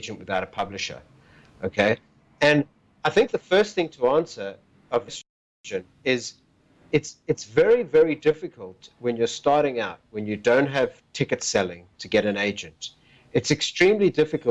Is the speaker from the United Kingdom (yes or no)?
no; Port Elizabeth, Eastern Cape, South Africa; I was born in South Africa in a little town called Port Elizabeth